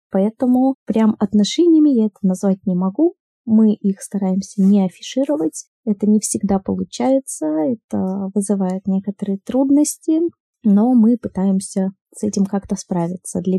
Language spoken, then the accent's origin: Russian; Saint Petersburg, Russia; я из Санкт-Петербурга, я бисексуалка.